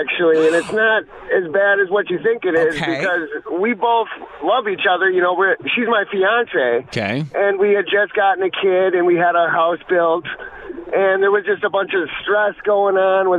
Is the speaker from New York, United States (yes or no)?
no; Milwaukee, Wisconsin, United States; also born or lived in Pell Lake, Wisconsin; because I'm from Milwaukee and our house is in Pell Lake.